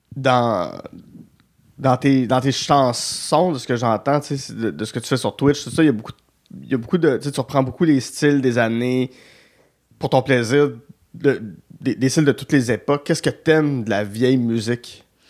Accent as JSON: {"language": "French", "town": "Gatineau", "region": "Quebec", "country": "Canada", "said": "je viens de Gatineau"}